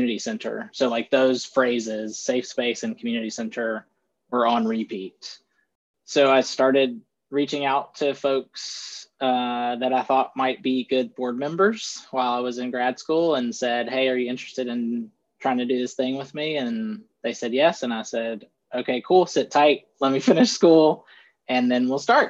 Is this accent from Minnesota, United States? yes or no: no; Greenville, South Carolina, United States; also born or lived in Shelby, North Carolina / Gaffney, South Carolina; we lived primarily in Greenville my whole life, and I moved around a couple of times. I haven't lived anywhere outside of upstate South Carolina